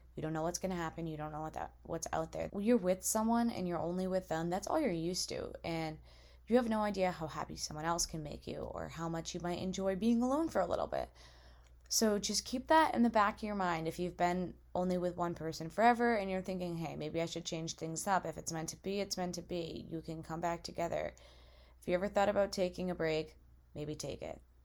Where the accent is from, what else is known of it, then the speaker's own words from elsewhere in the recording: Massachusetts, United States; moved away as an adult; now in Alabama, United States; I go to school in Alabama and I'm from Massachusetts